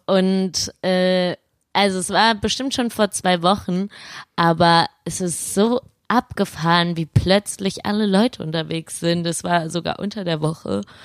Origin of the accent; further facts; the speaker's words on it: Laubach, Hesse, Germany; now in Cologne, Germany; Ich komme aus Laubach, einem coolen Dorf.